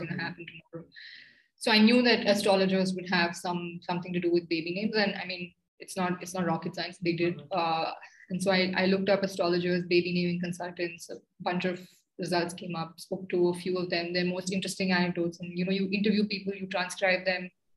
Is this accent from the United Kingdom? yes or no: no; India; as an Indian